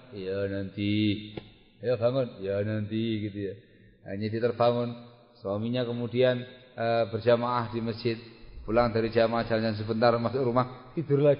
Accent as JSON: {"language": "Indonesian", "region": "Java", "country": "Indonesia", "said": "Kurang banyak tahu, saya orang Jawa ini."}